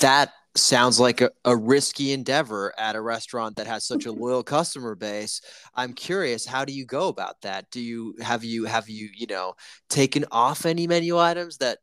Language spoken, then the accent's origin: English; Italy; moved away; I'm from Italy